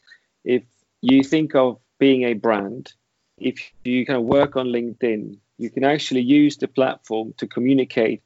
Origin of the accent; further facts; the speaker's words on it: Sweden; moved away as an adult; now in London, United Kingdom; I am Swedish. However, I was born in London, but didn't live here for very long. I've been now in London for 15 years